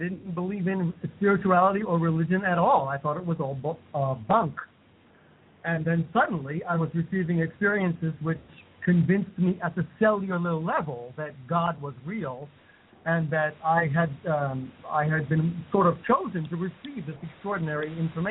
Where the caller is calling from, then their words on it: India; Yes, I'm in India. I'm calling from India.